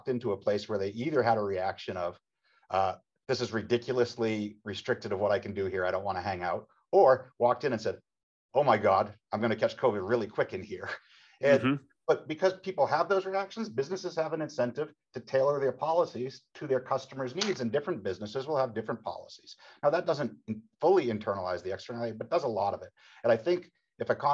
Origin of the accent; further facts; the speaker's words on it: Haverhill, Massachusetts, United States; I grew up in Haverhill, Massachusetts, known as the shoe city for 19th century shoe production